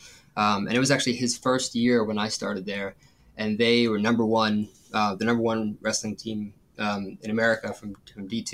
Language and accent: English; Northern Virginia, United States; I grew up in Northern Virginia.